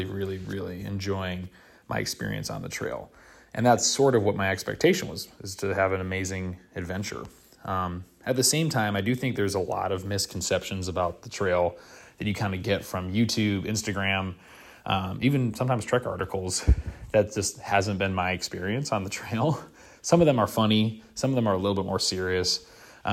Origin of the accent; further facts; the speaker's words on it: Wisconsin, United States; I'm from the northern part of the country. I'm from Wisconsin.